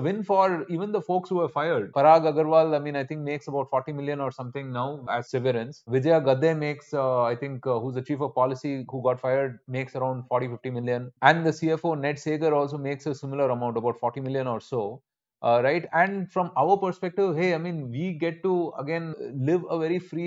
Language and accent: English; India